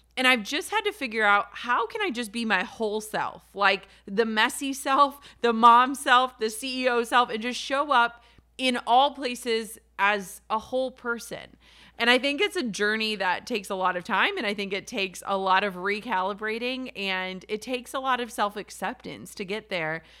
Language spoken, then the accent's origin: English; Minnesota, United States; I'm from Minnesota